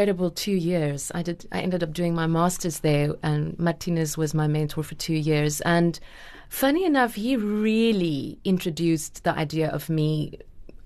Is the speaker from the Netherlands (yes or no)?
no; the Platteland, Free State, South Africa; also born or lived in Bloemfontein, South Africa / Stellenbosch, South Africa; I grew up in the Platteland